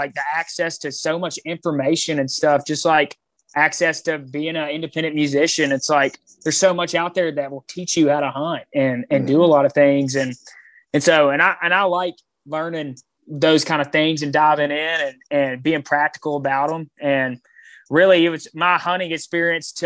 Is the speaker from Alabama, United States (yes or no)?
yes; Mobile, Alabama, United States; moved away as an adult; I grew up in Mobile